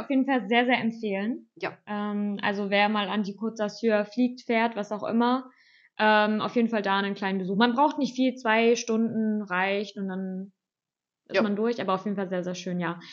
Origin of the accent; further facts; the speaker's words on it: Germany; als Deutsche